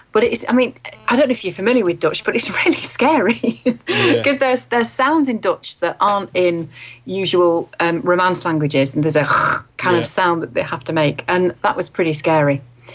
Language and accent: English; England, United Kingdom; they don't know that I'm English.